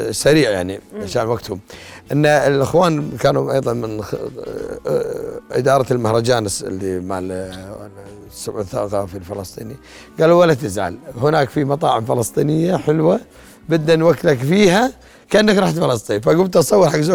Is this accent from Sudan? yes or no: no; Jordan; نقول بلدنا الاردن الجميله